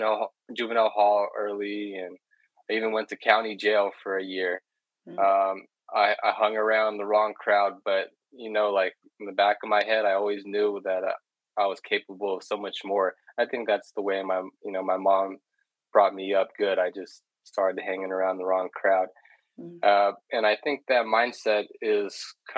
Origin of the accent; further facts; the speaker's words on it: Redwood City, California, United States; I grew up in Redwood City, which is it's in the San Francisco Bay Area